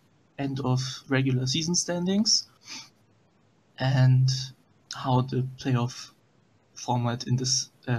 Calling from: Cologne, North Rhine-Westphalia, Germany; I'm actually calling from Cologne, Germany.

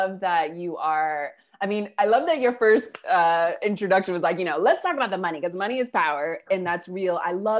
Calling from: Buenos Aires, Argentina; I'm calling from Argentina and Buenos Aires.

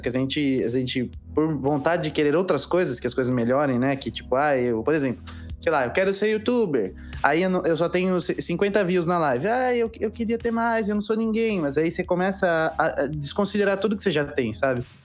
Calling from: Santo André, São Paulo, Brazil; Tenho 18 e falo de. Cidade de São Paulo, Santo André

